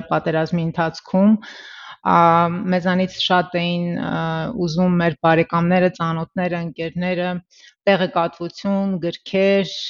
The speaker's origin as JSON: {"language": "Armenian", "country": "Armenia", "moved": "yes", "said": "Այսպես ասեմ, վերջնական մենք տեղափոխվել ենք Հայաստանից 96 թվականին։"}